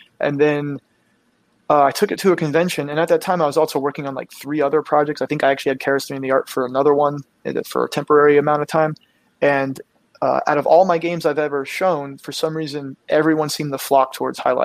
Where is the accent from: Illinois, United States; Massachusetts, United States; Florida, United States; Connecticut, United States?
Florida, United States; South; I grew up in South Florida